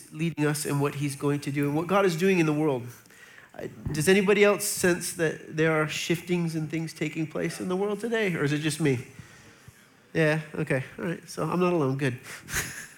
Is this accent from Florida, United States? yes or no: yes; Florida, United States; I'm from Florida